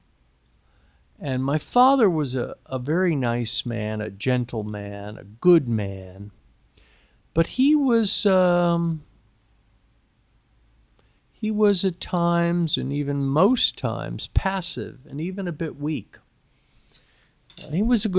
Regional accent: New York City, New York, United States; I was born in New York City

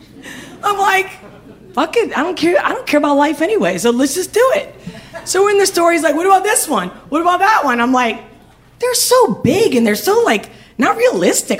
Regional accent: Spain; I'm from Spain

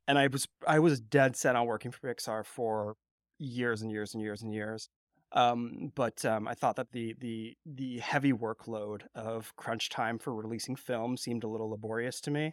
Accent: California, United States; growing up in California

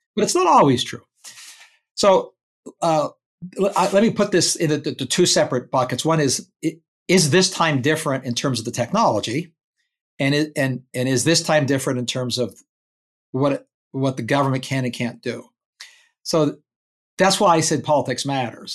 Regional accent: Canada; moved away as an adult; now in United States; I emigrated to America as a Canadian

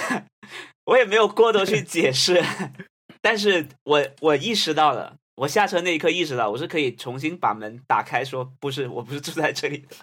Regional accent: Guangdong, China; 我小时候生活在广东的一个小镇上

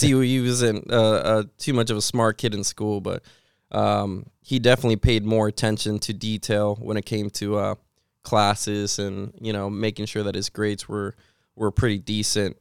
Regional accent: Puerto Rico; also born or lived in Washington State, United States; now in Pennsylvania, United States; I grew up with my mom, so that's, uh, that's where I grew up, Puerto Rico.

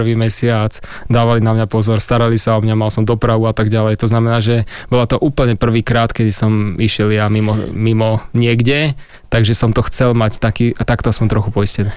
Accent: Handlová, Trenčín Region, Slovakia; u nás v Handlovej to bolo tak, že každá trieda vždycky potom v tercii

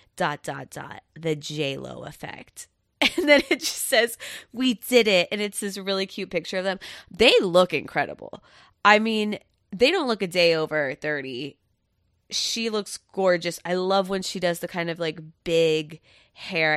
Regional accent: Satellite Beach, Florida, United States; I grew up for most of my life in Satellite Beach, Florida

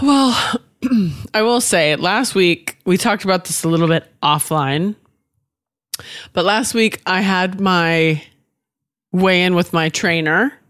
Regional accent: Washington, United States; also born or lived in Oregon / Nashville; now in California, United States; I was born in Oregon, raised in Washington. Now I live in California

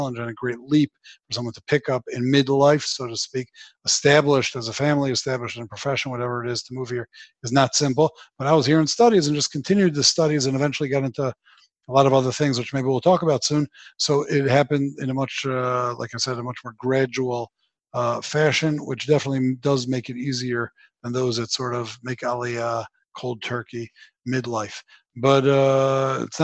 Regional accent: Baltimore, Maryland, United States; moved away as an adult; now in Jerusalem, Israel; I was born in Baltimore a few decades back, and I did live there until I was about 21 years old

